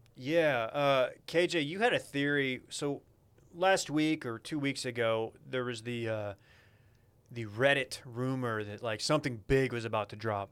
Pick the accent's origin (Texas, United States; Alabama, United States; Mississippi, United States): Texas, United States; Duncanville; Duncanville, my hometown